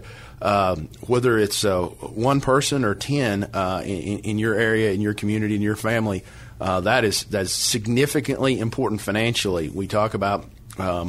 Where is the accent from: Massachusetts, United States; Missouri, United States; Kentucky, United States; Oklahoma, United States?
Oklahoma, United States; Lincoln County; I grew up in Lincoln County, Oklahoma